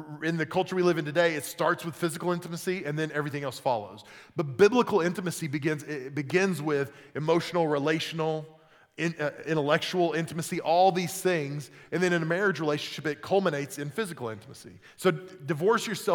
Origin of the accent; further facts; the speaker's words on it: Oklahoma, United States; I grew up in Oklahoma